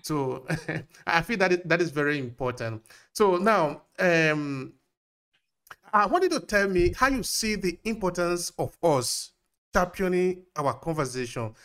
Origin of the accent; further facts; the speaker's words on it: Nigeria; now in Italy; I grew up in Nigeria, but now I'm in Italy.